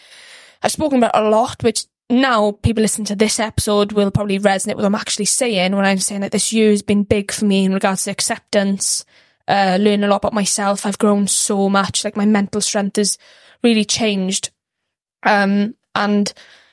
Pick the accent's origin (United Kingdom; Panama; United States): United Kingdom; Ammanford, Wales; grew up in Armanford